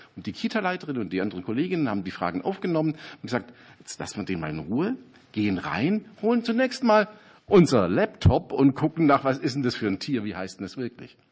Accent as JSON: {"language": "German", "area": "Ostalb", "region": "Baden-Württemberg", "country": "Germany", "said": "auf der Ostalb, wo ich herkomme"}